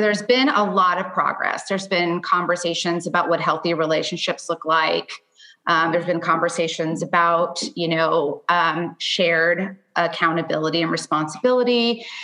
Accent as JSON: {"language": "English", "town": "Miami", "region": "Florida", "country": "United States", "moved": "yes", "lives_now": "Nashville, United States", "said": "I'm actually originally from Florida."}